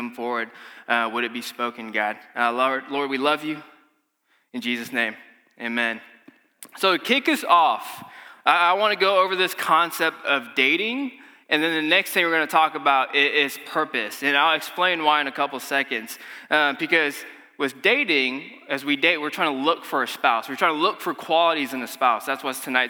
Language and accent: English; Malaysia; moved away; I'm from Malaysia